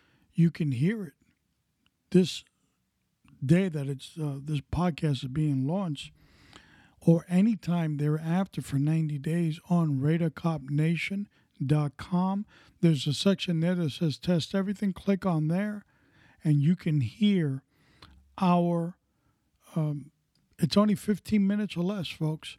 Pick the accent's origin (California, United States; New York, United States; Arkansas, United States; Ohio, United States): New York, United States; New York City; Growing up in New York City in the area of Elmhurst and Corona, as a boy